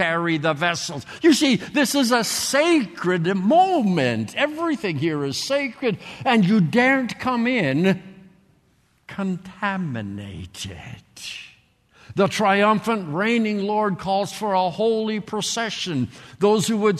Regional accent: Canada; moved away; I grew up in Canada. Some of you can tell it by my accent or whatever. I grew up there

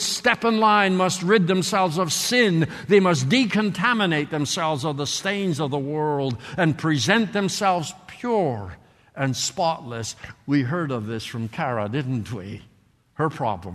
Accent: Canada; moved away; I grew up in Canada. Some of you can tell it by my accent or whatever. I grew up there

